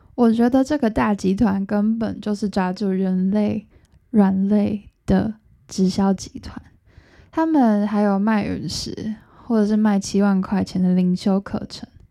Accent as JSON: {"language": "Chinese", "country": "Taiwan", "said": "我们台湾人"}